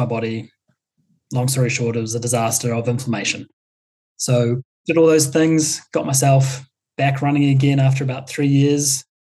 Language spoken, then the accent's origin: English; New Zealand; a classic Kiwi that I am